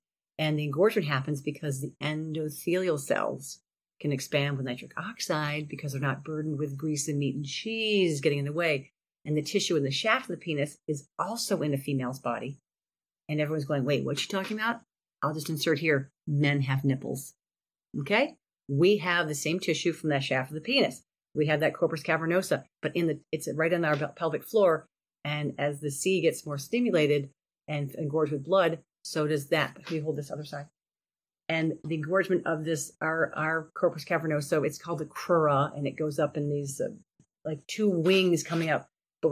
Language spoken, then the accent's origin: English; Cleveland, Ohio, United States; we're from Cleveland, Ohio.